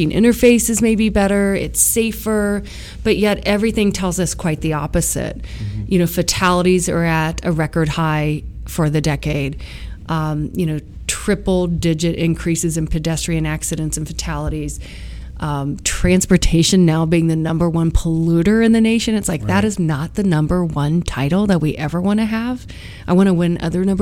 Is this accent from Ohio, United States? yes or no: yes; Ohio, United States; my home state, Ohio